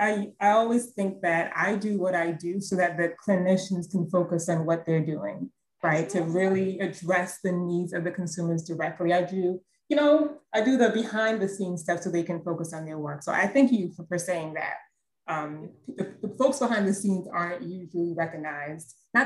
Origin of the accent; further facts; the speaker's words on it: New York, United States; born there; So I mentioned previously that I was born in New York, and, you know, as a child, I would visit every summer.